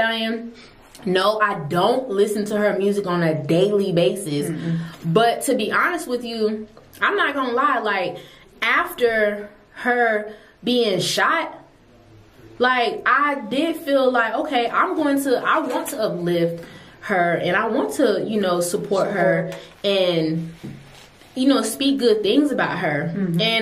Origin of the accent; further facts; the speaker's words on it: Decatur, Georgia, United States; also born or lived in Jamaica; I grew up in Decatur for a little bit